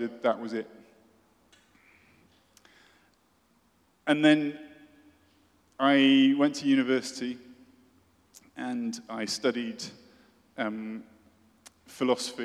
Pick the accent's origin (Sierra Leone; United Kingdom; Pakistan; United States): United Kingdom; I'm British, as you may guess, and I went to a British boarding school